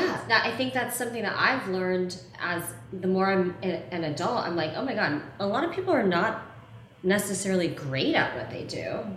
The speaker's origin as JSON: {"language": "English", "region": "the South", "country": "United States", "tie": "born or raised there", "said": "I grew up mixed race in the South"}